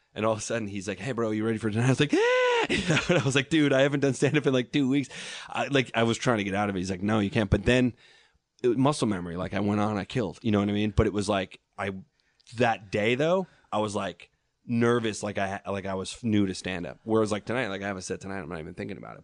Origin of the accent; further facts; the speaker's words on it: Long Island, New York, United States; I grew up on Long Island